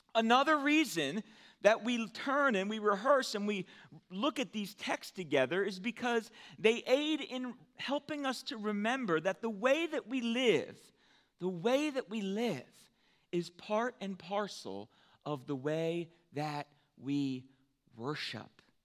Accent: United States; as American Christians

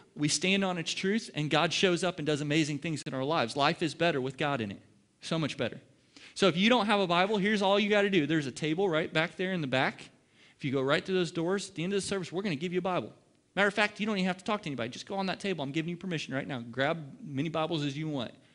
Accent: Ohio, United States; now in Dallas, United States; I'm in the Dallas Metroplex, and I'm not from here. I'm from Ohio.

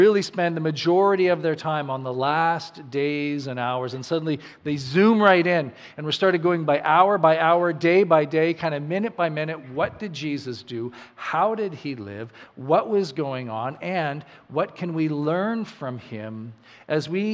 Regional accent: Saskatchewan, Canada; now in New Brunswick, Canada; I grew up in Saskatchewan, and I remember when I moved here to New Brunswick

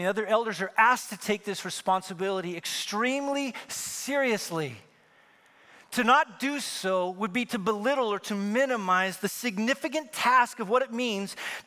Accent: Wyoming, United States; now in California, United States; I'm from Wyoming

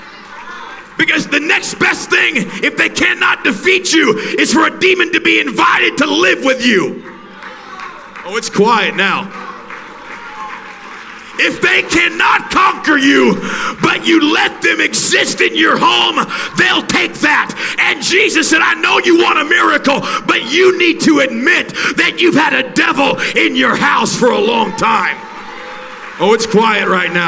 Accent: Alaska, United States; moved away; I was raised in Alaska.

